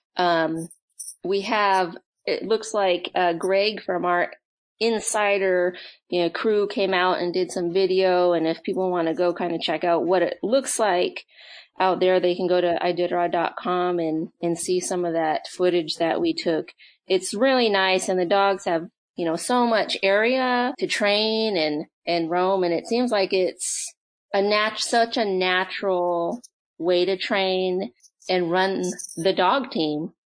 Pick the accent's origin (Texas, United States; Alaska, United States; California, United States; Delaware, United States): Alaska, United States; I'm born and raised in Alaska